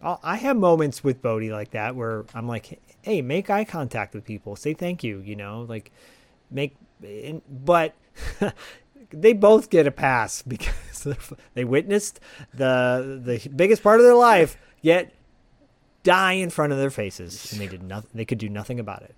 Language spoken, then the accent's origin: English; Bay Area, California, United States; growing up in the Bay Area